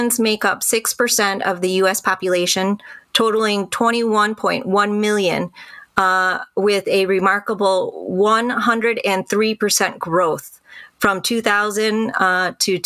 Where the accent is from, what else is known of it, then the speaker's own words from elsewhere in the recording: Birmingham, Michigan, United States; I went to Birmingham schools. I grew up in the Birmingham School Public District